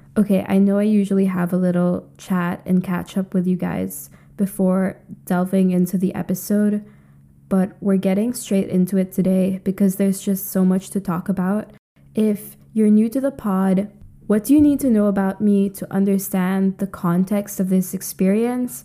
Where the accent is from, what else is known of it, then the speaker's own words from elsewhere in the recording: Philippines; moved away as an adult; also born or lived in United Kingdom; I grew up in the Philippines, a U S colony